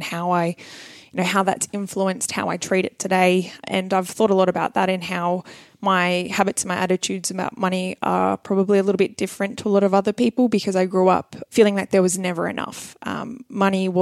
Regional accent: Sydney, New South Wales, Australia; I grew up out in Camden.

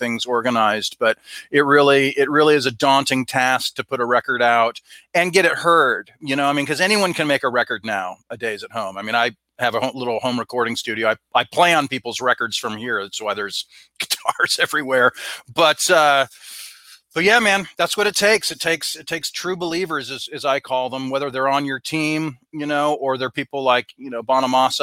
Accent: Southern California, United States; I grew up in Southern California

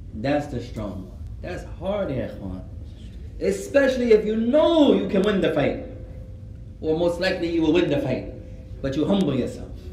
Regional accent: United States; I was born here.

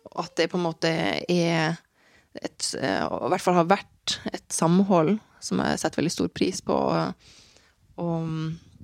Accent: Tromsø, Troms, Norway; also born or lived in Malmö, Sweden / Reykjavik, Iceland / Kabelvåg; Når jeg vokste opp i Tromsø

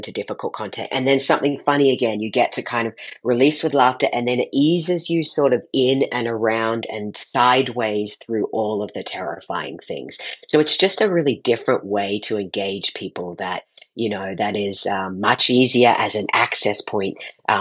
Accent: Australia; I grew up in Australia, so I grew up eating every morning yeast paste, otherwise known as Vegemite

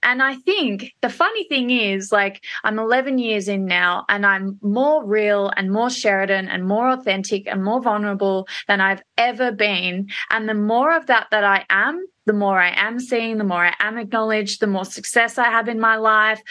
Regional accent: Melbourne, Victoria, Australia; also born or lived in Perth, Australia / London; I'm a Melbourne girl at heart, although I was born and bred in Perth

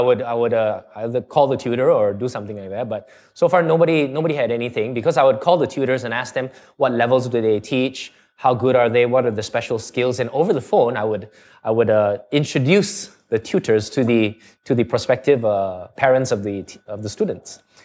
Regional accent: Singapore; accent: Canadian; also born or lived in Canada; at about seven months, I went to Canada and stayed there all the way up to nine years old. And then I, then we came back to Singapore

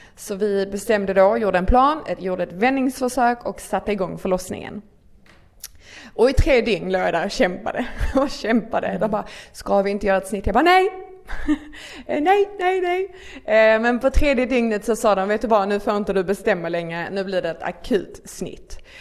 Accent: near Malmö, Skåne, Sweden; accent: Scanian (Skåne dialect implied); bor inte i Stockholm som ni kanske hör på min otroligt vackra dialekt. ni bara behöver översättning. eh, bor i, eh, lite utanför Malmö

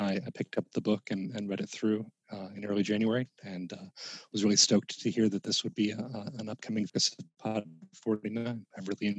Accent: South Bend, Indiana, United States; now in North Carolina, United States; I'm out of North Carolina, though I grew up in Indianapolis, South Bend. It seems like there's a lot of Hoosier links

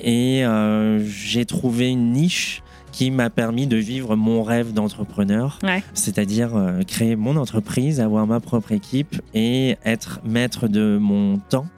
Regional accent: Boulogne-Billancourt, Île-de-France, France; moved away as an adult; now in Denver, United States; je suis originaire de Paris, mhm. plus précisément 92, Boulogne, mhm. Sèvres

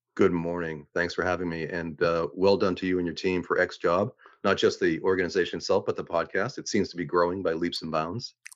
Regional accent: Boston, Massachusetts, United States; moved away as an adult; also born or lived in Reykjavik, Iceland; I grew up, I was born in Dorchester, grew up in the Rosendale neighborhood

